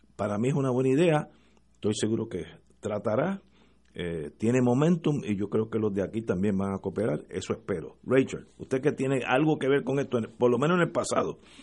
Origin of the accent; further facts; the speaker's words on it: Puerto Rico; los puertorriqueños estamos llamando allí